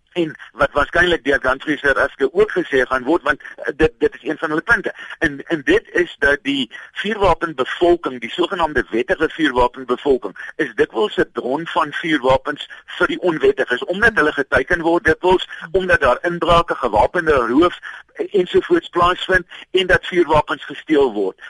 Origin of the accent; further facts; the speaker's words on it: South Africa; ons as Suid-Afrikaners